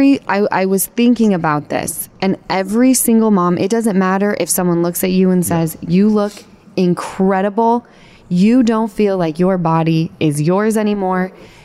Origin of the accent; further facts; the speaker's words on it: Utah, United States; now in Los Angeles, United States; We grew up in Utah together.